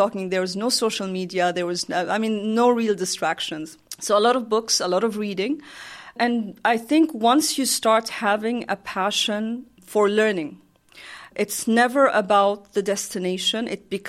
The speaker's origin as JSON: {"language": "English", "country": "Oman", "said": "I'm from Oman."}